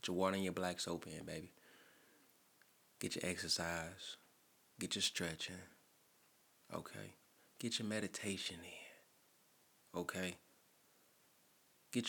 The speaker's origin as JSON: {"language": "English", "town": "St. Louis", "region": "Missouri", "country": "United States", "said": "I'm from St. Louis"}